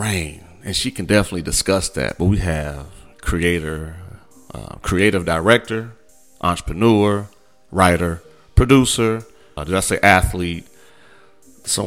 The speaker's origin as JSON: {"language": "English", "region": "Midwest", "country": "United States", "said": "we're from the Midwest"}